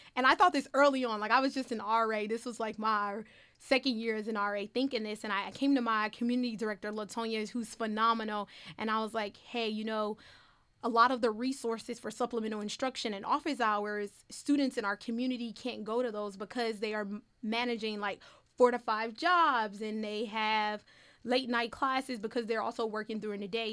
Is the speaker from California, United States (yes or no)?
no; Detroit, Michigan, United States; I grew up in an urban neighborhood